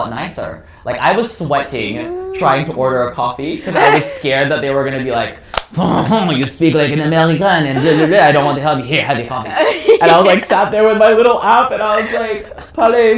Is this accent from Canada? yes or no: no; Australia; when you say your nationality is Australian